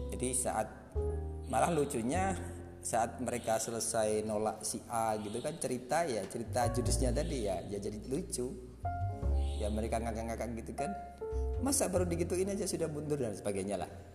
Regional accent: Lamongan, East Java, Indonesia; saya dari Lamongan

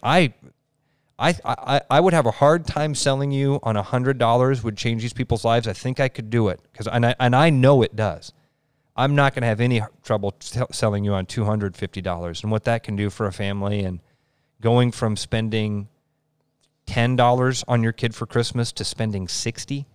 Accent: Pleasant Hill, United States; when I was growing up in Pleasant Hill, I grew up in an awesome community

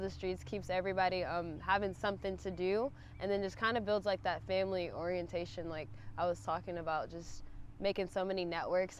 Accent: Indianapolis, Indiana, United States; growing up in Indianapolis because it's so small

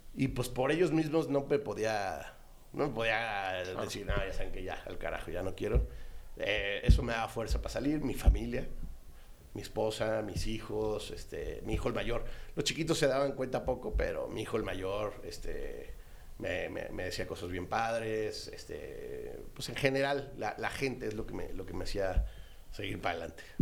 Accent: Celaya, Guanajuato, Mexico; moved away as an adult; also born or lived in Mexico City; yo viví en Celaya hasta los 18, me fui, estaba en la Ciudad de México, venía los fines de semana, pues, pues claro, venía a casa de mis papás

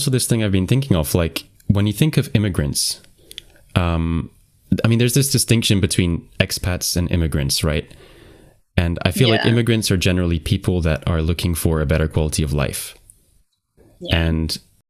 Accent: Qatar; So I grew up in Qatar, and if I try and like put myself in your shoes thinking like I want the citizenship of the country that I grew up in because I'm familiar with it

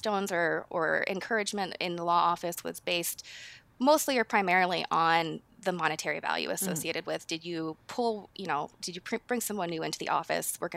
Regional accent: Minnesota, United States; moved away as an adult; now in Seattle, United States; I'm from Minnesota, and I moved out to Seattle about 10 years ago, but maybe you'll hear that accent pull through it all.

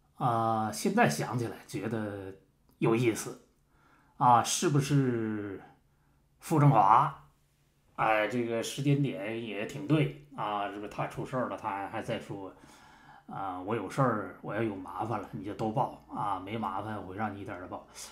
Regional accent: Harbin, Heilongjiang, China; 我们老家那个双城区

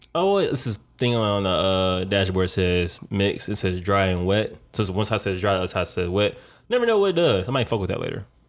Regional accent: Detroit, Michigan, United States; I was born in Detroit, Michigan, uh, nineteen eighty-eight.

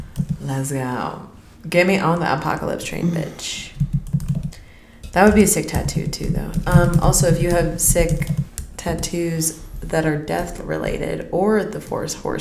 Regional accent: Scotland, United Kingdom; I'm Scottish.

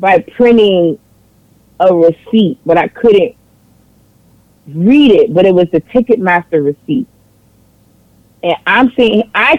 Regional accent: New York City, New York, United States; I'm from New York. I grew up in Harlem

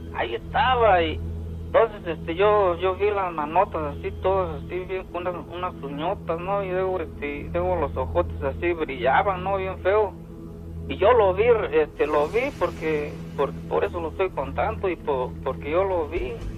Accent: Oaxaca, Mexico; moved away as an adult; now in United States; yo soy de este de allá de Guapopan de León, Oaxaca.

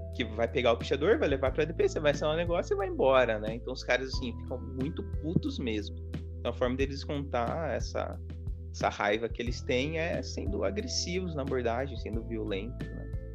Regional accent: Hortolândia, São Paulo, Brazil; eu morei em dois bairros em Hortolândia

